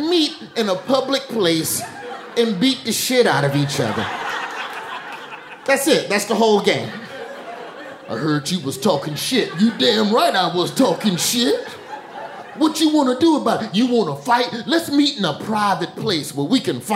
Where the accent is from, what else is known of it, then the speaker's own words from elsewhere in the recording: Alabama, United States; now in New York, United States; I'm from Alabama